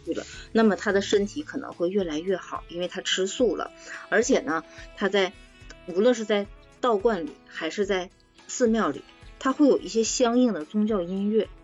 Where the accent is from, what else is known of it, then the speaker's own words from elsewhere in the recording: China; 我们中国人